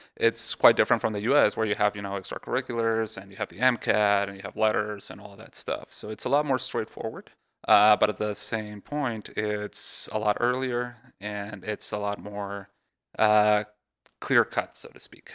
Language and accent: English; Mexico; moved away; also born or lived in Texas; I was born in Texas, uh, but I grew up in Mexico.